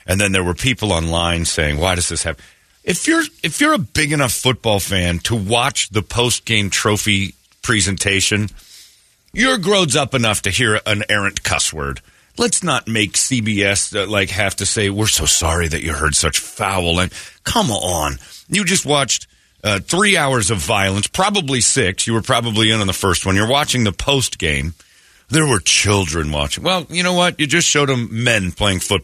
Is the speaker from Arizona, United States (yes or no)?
yes; Arizona, United States; I grew up in Mormon, Arizona here